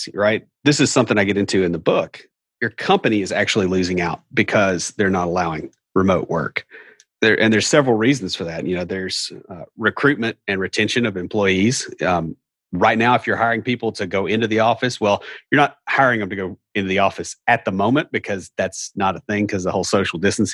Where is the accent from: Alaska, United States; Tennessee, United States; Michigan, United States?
Tennessee, United States; Nashville; accent: hillbilly; I'm from Nashville